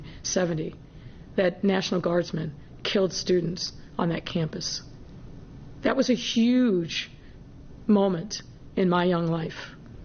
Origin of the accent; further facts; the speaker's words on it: near Kent State, Ohio, United States; now in Chicago, United States; I grew up just down the road from Kent State. And I was 7-plus years old when the news happened on that May 4th day in 1970